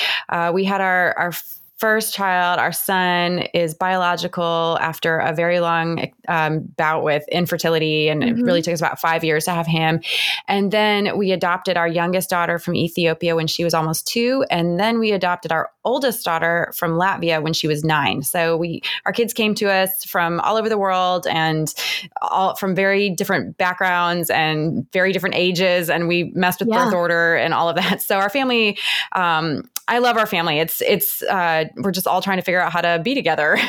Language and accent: English; Cleveland, Ohio, United States; moved away as an adult; now in Atlanta, United States; I grew up in Cleveland